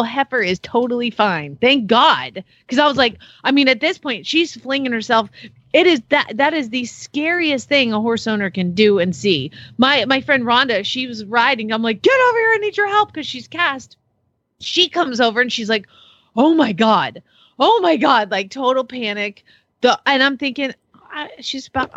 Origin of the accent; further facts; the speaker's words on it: Atlanta, Georgia, United States; moved away as an adult; also born or lived in Phoenix, Arizona; now in Arizona, United States; I am from Atlanta